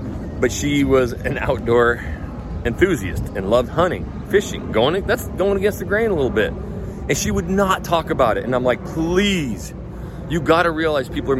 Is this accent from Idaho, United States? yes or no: yes; Idaho, United States; now in Houston, United States; I'm from Idaho